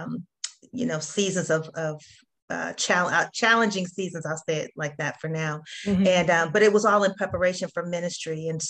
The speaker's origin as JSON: {"language": "English", "area": "Bay Area", "region": "California", "country": "United States", "tie": "born or raised there", "moved": "as an adult", "lives_now": "Atlanta, United States", "said": "I'm originally from California, so I'm from the Bay Area"}